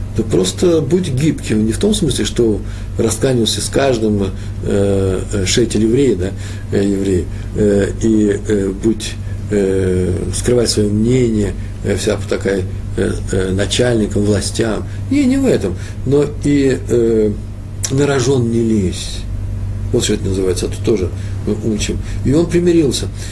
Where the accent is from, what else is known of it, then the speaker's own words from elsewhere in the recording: Russia; moved away; я же из России, я из того мира